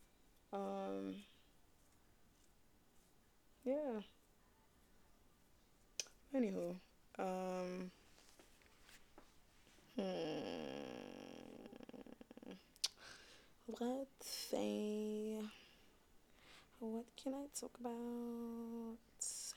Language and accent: English; New York City, New York, United States; accent: New York; Originally from Brooklyn or whatever, if y'all can't tell by my New York accent